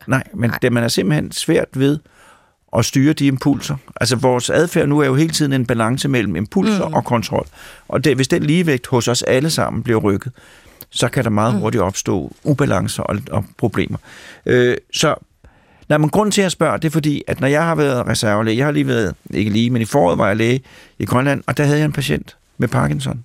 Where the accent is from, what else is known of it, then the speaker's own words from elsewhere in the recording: Mørkhøj, Capital Region of Denmark, Denmark; jeg kommer fra Mørkhøj